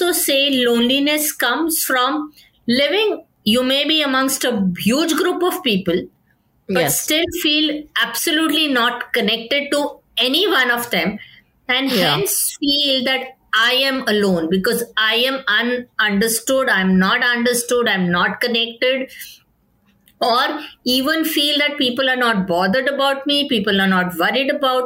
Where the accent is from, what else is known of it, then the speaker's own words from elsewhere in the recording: India; as an Indian culture